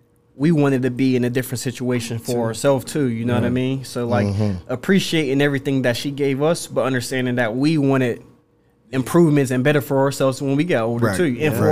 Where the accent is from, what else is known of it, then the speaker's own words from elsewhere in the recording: Wilkinsburg, Pennsylvania, United States; You know, you guys know growing up in Wilkinsburg and whatnot, too, and just around the neighborhood.